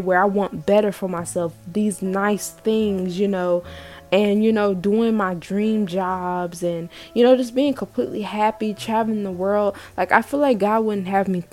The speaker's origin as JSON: {"language": "English", "region": "the South", "country": "United States", "tie": "born or raised there", "said": "growing up in the South"}